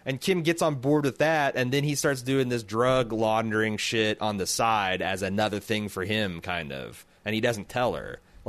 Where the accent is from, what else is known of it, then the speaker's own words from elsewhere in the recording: Mexico; born there; He probably sounds more like a Mexican than I do, and I was born in Mexico.